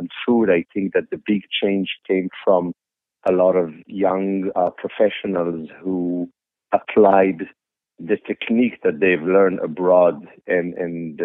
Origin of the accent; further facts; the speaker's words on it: Israel; moved away; I grew up in Israel in the 70s in a kibbutz where the food was far from being good.